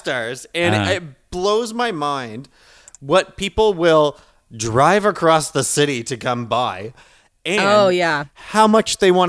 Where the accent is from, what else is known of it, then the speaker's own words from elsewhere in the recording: Beaver Bank, Nova Scotia, Canada; I'm from the town next door, Beaver Bank.